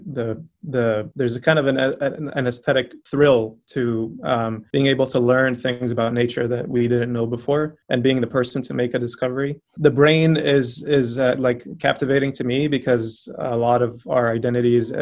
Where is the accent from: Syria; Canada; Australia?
Syria; Aleppo, Aleppo Governorate; moved away as an adult; also born or lived in Kansas City, Missouri; now in Roanoke, United States; I'm from Aleppo, Syria. And I came to the US about a decade ago